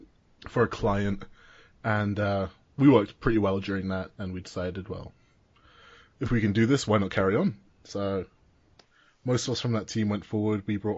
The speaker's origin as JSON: {"language": "English", "region": "Scotland", "country": "United Kingdom", "said": "we're Scottish"}